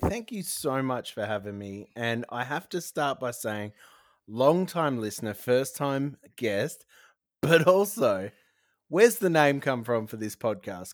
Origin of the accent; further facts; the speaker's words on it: Broken Hill, New South Wales, Australia; now in South Australia, Australia; I grew up in New South Wales